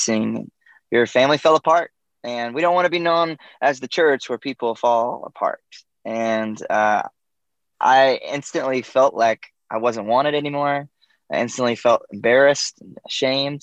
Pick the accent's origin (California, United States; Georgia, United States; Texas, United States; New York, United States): Georgia, United States; I grew up in Georgia in the U.S. and a small town.